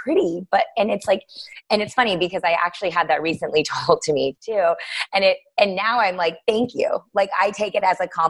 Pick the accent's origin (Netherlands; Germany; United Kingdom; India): India; So I was like, oh, well, she's Armenian and I'm Indian, and that's the closest I'm going to get.